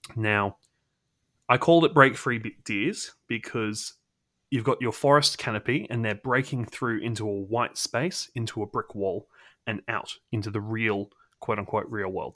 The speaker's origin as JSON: {"language": "English", "country": "Australia", "said": "I'm the sole Australian representative"}